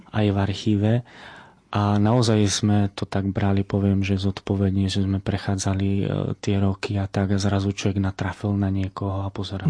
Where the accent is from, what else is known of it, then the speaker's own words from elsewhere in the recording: Fričovce, Prešov Region, Slovakia; odkiaľ pochádzam z Fričoviec